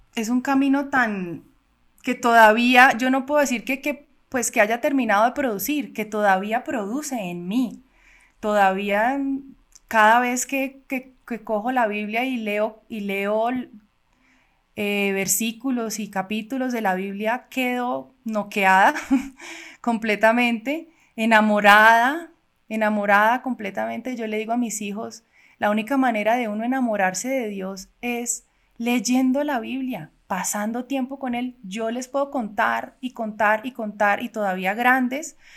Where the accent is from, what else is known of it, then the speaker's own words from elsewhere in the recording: Cali, Valle del Cauca, Colombia; also born or lived in Cuba; now in Bogotá, Colombia; nací en Cuba. Llegué a Colombia eh, cuando tenía ocho años con mis papás y mis hermanas. Eh, vivimos en Cali